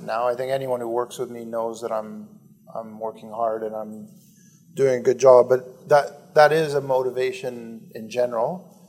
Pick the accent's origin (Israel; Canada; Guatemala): Canada; I'm 49. I grew up in Canada, one of the richest countries in the world.